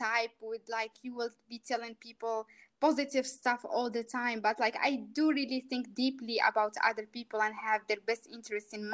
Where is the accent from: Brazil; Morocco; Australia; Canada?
Morocco; moved away as an adult; also born or lived in New Zealand; now in Malaysia; I'm from Morocco.